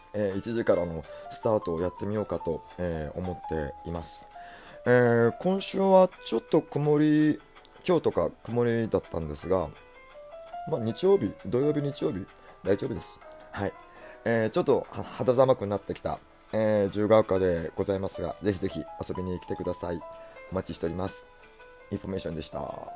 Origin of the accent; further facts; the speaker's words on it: Kanto, Japan; 関東の育ちだからでしょうか